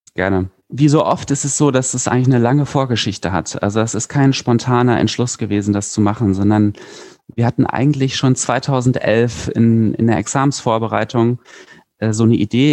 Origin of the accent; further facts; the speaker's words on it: Berlin, Germany; Ich komme aus Berlin